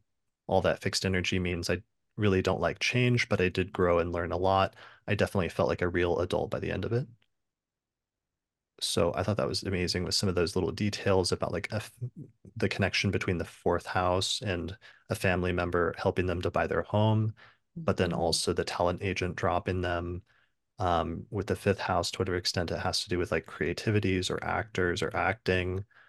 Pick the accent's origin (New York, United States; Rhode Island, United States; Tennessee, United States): Tennessee, United States; Memphis; Growing up in Memphis and going to college at Stanford shaped me into a person who always had a very well thought out plan